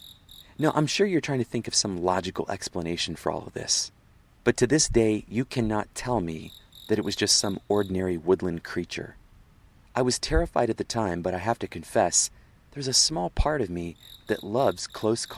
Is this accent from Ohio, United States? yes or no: no; Pennsylvania, United States; moved away as an adult; also born or lived in Virginia; I grew up in Pennsylvania